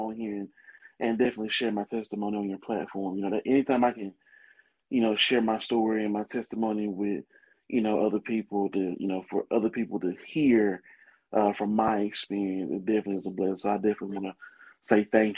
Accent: Muscle Shoals, Alabama, United States; Born and raised in Muscle Shoals, Alabama.

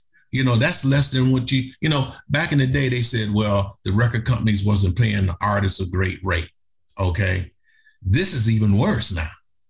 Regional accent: Cleveland, Ohio, United States; I'm from Cleveland, Ohio. That's where we're from.

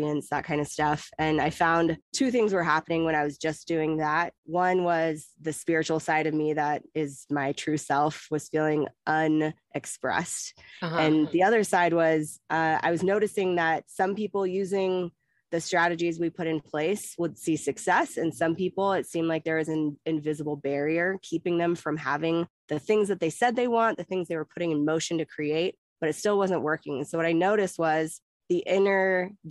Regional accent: Oregon, United States; moved away as an adult; also born or lived in California; I was born in California, grew up in Oregon, and I've been nomadic for most of the last 14 years

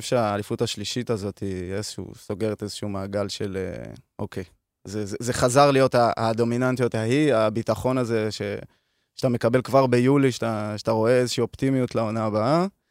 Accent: Hod HaSharon, Central District, Israel; אני מהוד השרון

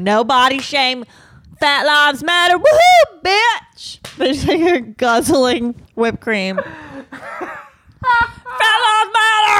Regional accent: New England, United States; I'm from New England

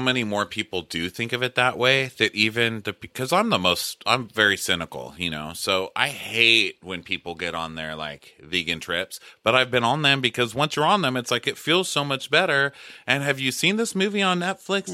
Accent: Texas, United States; I'm from Texas

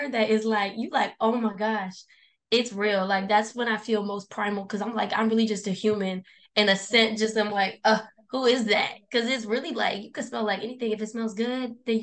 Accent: San Diego, California, United States; also born or lived in Britain; I'm from San Diego and I haven't made it very far out. Like, I don't think I've never left.

